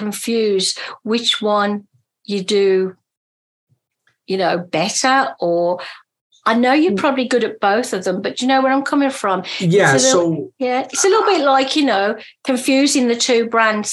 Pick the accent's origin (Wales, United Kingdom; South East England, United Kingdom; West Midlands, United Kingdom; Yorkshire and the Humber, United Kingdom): West Midlands, United Kingdom; Birmingham; I come from Birmingham in England.